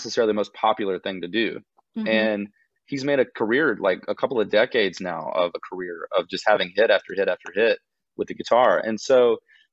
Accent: Gainesville, Georgia, United States; moved away as an adult; now in Nashville, United States; I grew up on a small horse farm on the outskirts of Gainesville, Georgia

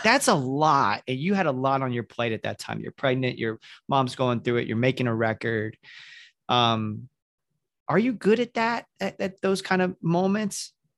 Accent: the South, United States; moved away; I grew up in the South in the evangelical church

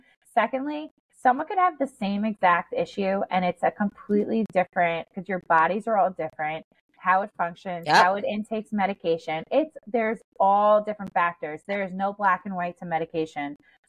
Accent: New York, United States; And I'm a New Yorker.

